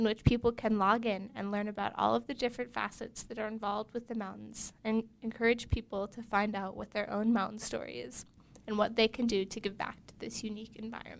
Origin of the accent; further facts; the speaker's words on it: Idaho, United States; moved away as an adult; now in Utah, United States; Growing up in Idaho, I spent much of my childhood in the mountains surrounding my house.